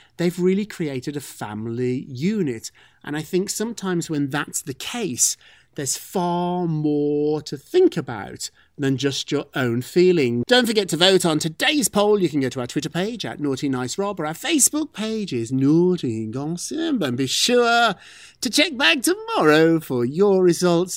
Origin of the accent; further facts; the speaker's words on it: United Kingdom; moved away; I'm British. Brits, Brits don't care about food that much